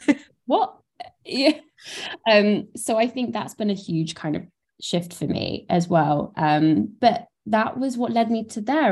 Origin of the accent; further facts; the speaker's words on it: Brighton, South East England, United Kingdom; I didn't live in London. I'm from Brighton